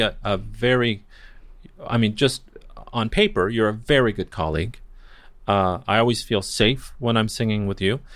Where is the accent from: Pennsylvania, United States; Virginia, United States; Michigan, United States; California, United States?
California, United States; Newport Beach; also born or lived in Redlands, California / Mexico; I grew up, uh, well, I grew up in Newport Beach. I was born in Redlands, California